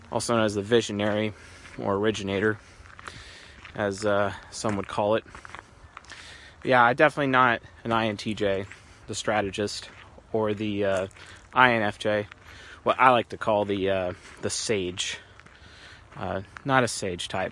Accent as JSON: {"language": "English", "town": "Seattle", "region": "Washington", "country": "United States", "moved": "yes", "lives_now": "California, United States", "said": "I'm from Seattle and I'm living in California"}